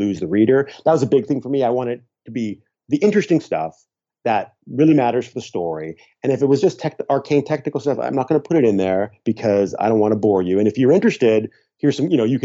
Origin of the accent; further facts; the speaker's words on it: Canada; I'm Canadian